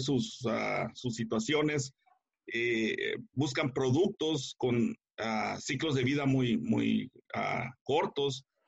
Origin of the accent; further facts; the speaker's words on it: Guadalajara, Jalisco, Mexico; moved away as an adult; now in United States; soy mexicano eh, de, del área de, Guadalajara, pero me vine para acá, para Estados Unidos, eh, a finales de los 70.